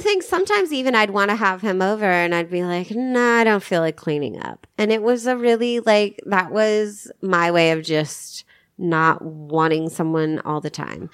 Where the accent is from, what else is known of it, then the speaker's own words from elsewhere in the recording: Arkansas, United States; moved away; I'm from Arkansas